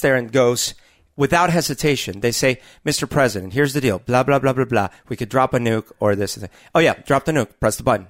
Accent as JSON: {"language": "English", "country": "Colombia", "tie": "born or raised there", "moved": "yes", "lives_now": "United States", "said": "I grew up in Columbia during a very t-, turbulent time, the, the eighties"}